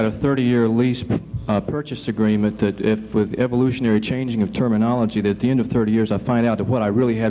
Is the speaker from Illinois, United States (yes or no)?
no; Virginia, United States; I'm from Virginia, and my grandparents were secessionists